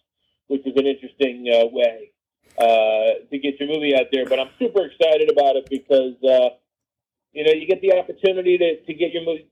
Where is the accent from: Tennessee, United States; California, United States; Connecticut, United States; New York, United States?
Connecticut, United States; also born or lived in Los Angeles; now in Las Vegas, United States; I grew up in Connecticut